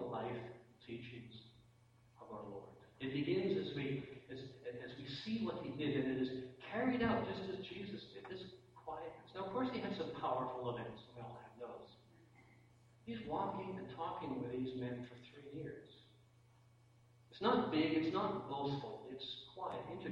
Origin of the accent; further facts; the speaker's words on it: Canada; I'm a Canadian